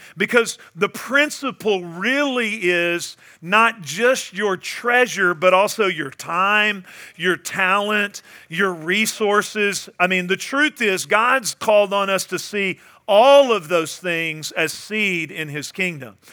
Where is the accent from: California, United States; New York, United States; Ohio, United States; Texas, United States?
Texas, United States; Northeast; moved away; I went back home to my hometown. I grew up in Northeast Texas.